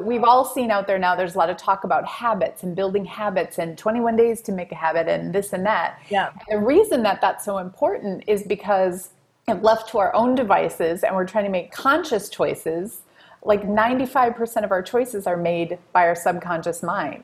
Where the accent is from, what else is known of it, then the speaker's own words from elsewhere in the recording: Wisconsin, United States; I grew up in Wisconsin.